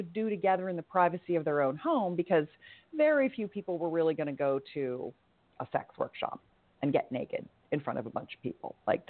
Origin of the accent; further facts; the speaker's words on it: California, United States; growing up in Silicon Valley, if you will, in the heyday of the Internet 1.0